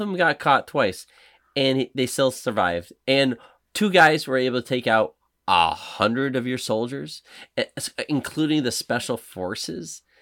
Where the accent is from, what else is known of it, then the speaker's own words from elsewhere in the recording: Buffalo, New York, United States; from Buffalo, New York